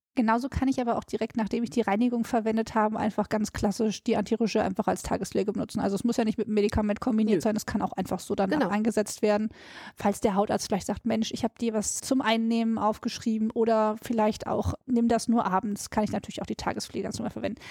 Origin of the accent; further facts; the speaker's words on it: Ruhr area, North Rhine-Westphalia, Germany; ich komme ja aus dem Ruhrpott